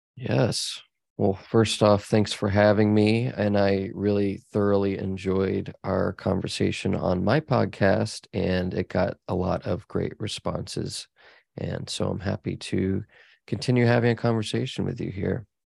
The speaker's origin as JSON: {"language": "English", "town": "Dallas", "region": "Texas", "country": "United States", "tie": "born or raised there", "said": "I grew up in Dallas"}